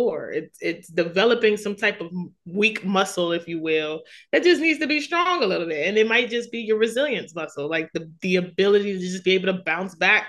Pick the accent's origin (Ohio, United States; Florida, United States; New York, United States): New York, United States; New York City; I grew up in Queens, New York